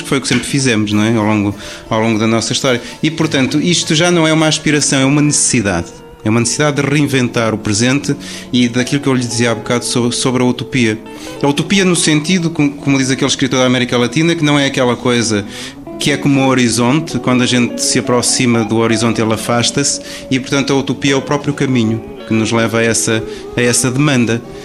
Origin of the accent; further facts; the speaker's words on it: Minho, Portugal; eu sou minhoto, lá de cima da raia